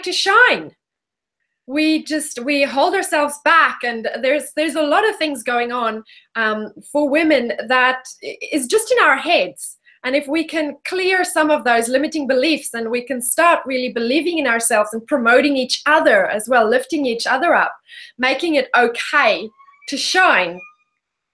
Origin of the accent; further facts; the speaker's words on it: South Africa; moved away as an adult; now in Perth, Australia; I am, in fact, born and bred South African